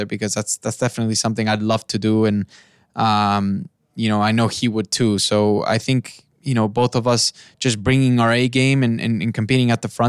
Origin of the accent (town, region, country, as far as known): Mexico; moved away